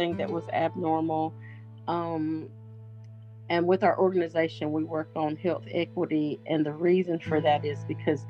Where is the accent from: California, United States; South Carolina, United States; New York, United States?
South Carolina, United States; Seneca; I hail from Seneca, South Carolina